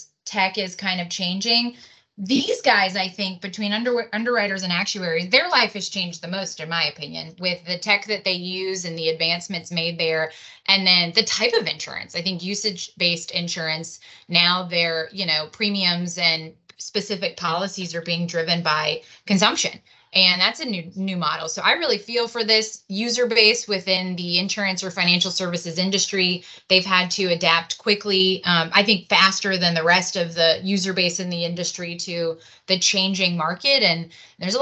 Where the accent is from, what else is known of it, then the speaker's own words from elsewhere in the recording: New Orleans, Louisiana, United States; a native New Orleanian